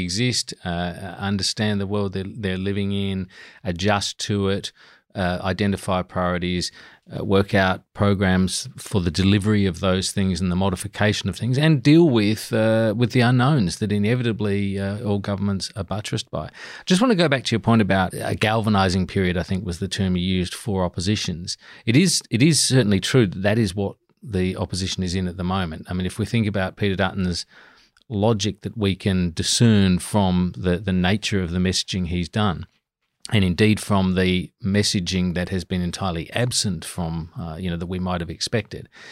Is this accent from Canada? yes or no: no; Adelaide Hills, South Australia, Australia; now in Canberra, Australia; I grew up in wine country in the Adelaide Hills